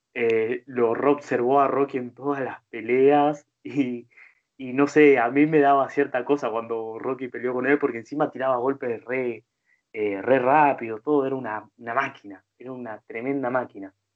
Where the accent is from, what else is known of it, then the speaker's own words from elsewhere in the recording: Argentina; siendo argentino